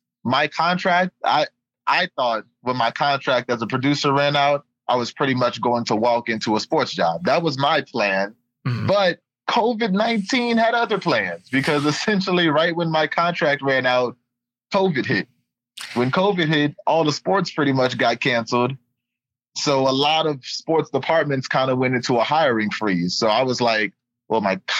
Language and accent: English; New Orleans, Louisiana, United States; moved away as an adult; also born or lived in Baton Rouge, Louisiana; now in Dayton, United States; I grew up in the New Orleans area, and then I moved to Baton Rouge, Louisiana, which is about an hour away from New Orleans for college.